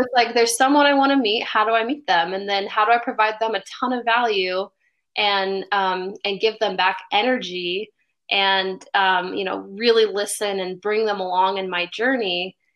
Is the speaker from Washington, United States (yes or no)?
yes; Bellevue, Washington, United States; also born or lived in Seattle; I grew up in Bellevue